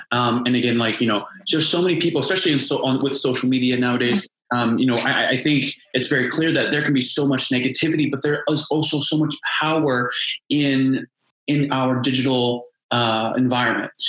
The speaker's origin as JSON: {"language": "English", "town": "Indianapolis", "region": "Indiana", "country": "United States", "moved": "yes", "said": "I'm originally from Indianapolis"}